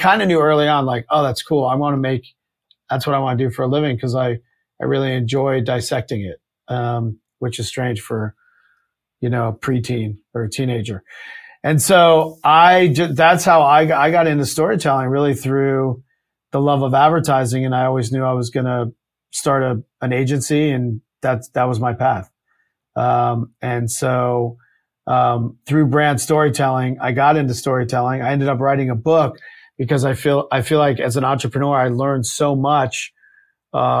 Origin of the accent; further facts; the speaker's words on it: rural Virginia, United States; I grew up in Virginia, rural Virginia